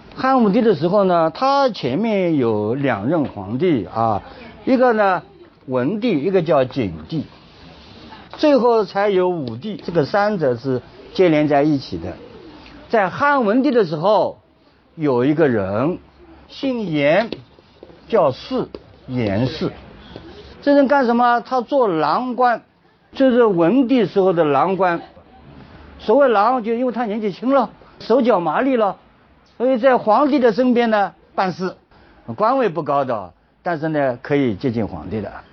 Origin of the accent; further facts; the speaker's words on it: China; 就像我们中国人常常讲的，人要三立。